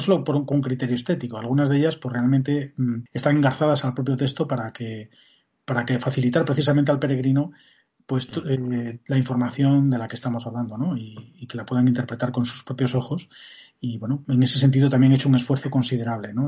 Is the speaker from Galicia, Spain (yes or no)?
yes; Galicia, Spain; Como gallego que soy